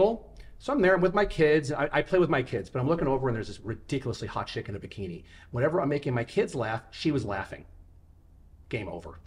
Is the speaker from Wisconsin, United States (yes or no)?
no; New York City, New York, United States; moved away; also born or lived in Las Vegas; I was born in Manhattan and my dad is from there